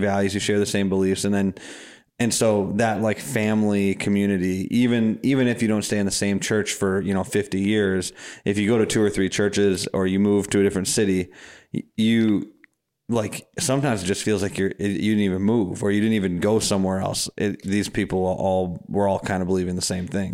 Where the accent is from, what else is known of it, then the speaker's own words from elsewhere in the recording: Madison, Wisconsin, United States; I'm from Madison